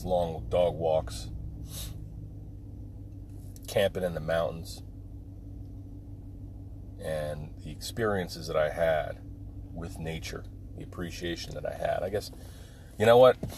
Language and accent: English; Pine Barrens of New Jersey, United States; growing up in the Pine Barrens of New Jersey